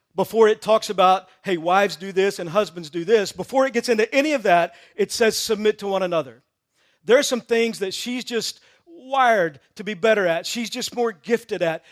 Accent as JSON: {"language": "English", "region": "Texas", "country": "United States", "tie": "born or raised there", "said": "I grew up in Texas"}